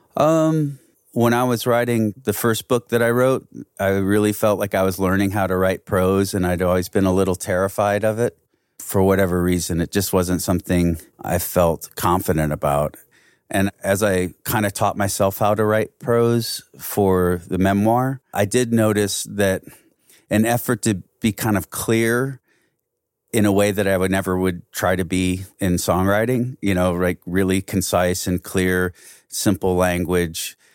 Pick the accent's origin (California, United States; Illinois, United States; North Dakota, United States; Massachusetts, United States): Illinois, United States; Belleville; we came from the other side of the river, we came from Belleville.